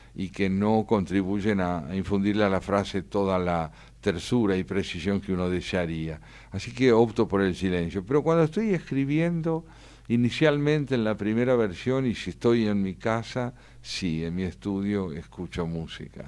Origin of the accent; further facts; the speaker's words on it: Argentina; lo escribí como argentino